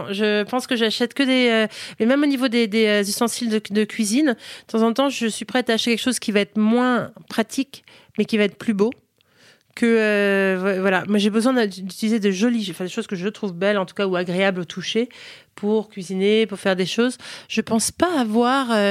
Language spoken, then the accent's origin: French; United States; En fait, euh, j'ai grandi aux États-Unis, mais, euh, mais on est resté une maison française à la maison, vraiment, et on revenait tous les étés.